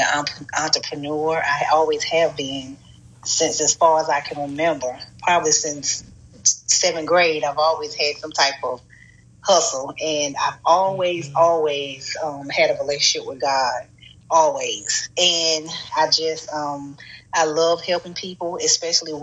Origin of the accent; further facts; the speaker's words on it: North Carolina, United States; moved away as an adult; also born or lived in Montgomery, Alabama / Chicago; I'm originally from North Carolina